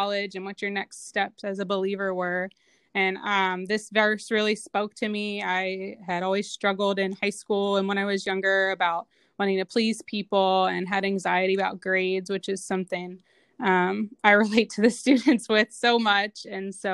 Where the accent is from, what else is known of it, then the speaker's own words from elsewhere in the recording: Mason, Ohio, United States; also born or lived in Cincinnati, Ohio; I grew up in Mason, Ohio.